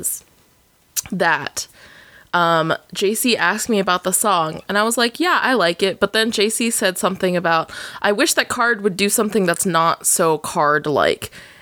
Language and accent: English; Alaska, United States; I came from Alaska, yeah, please. I'm the Alaska girl.